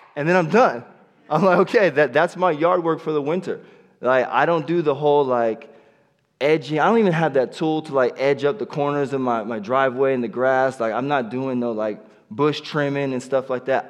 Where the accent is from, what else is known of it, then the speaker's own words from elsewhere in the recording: Pismo Beach, California, United States; moved away as an adult; also born or lived in Hampton, Virginia; now in Yuba City, United States; I grew up in Pismo Beach